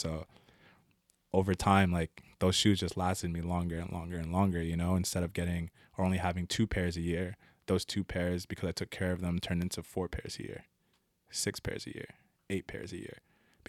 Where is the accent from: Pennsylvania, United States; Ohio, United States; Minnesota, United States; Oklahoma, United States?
Pennsylvania, United States; Philadelphia; Like I said, I grew up in Overbrook, and if everyone knows that neighborhood, it's a rough neighborhood.